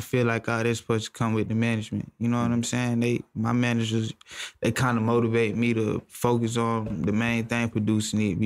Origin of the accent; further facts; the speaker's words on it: Atlanta, Georgia, United States; Cleveland Avenue is where I grew up